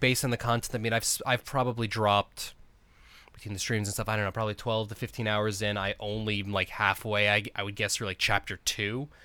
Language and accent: English; New York, United States; now in Arizona, United States; I'm actually from New York originally, but I've been in Arizona so long that I may as well be an Arizona native